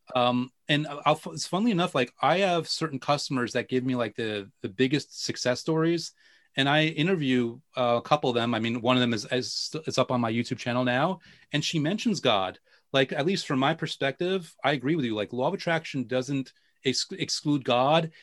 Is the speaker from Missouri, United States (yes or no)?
no; New York, United States; I'm a New Yorker